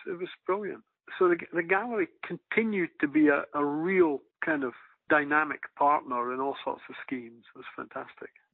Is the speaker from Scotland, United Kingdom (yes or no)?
yes; Aberdeen, Scotland, United Kingdom; When I was growing up in Aberdeen